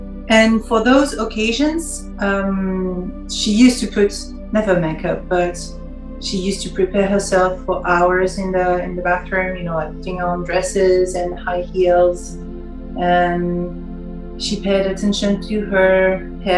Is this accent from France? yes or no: yes; France; English is a second language; also born or lived in Paris; I'm French, I live in Paris